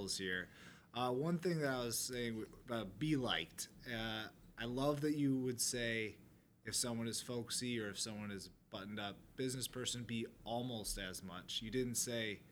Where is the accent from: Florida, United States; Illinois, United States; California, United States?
Illinois, United States; DeKalb; I'm a kid from DeKalb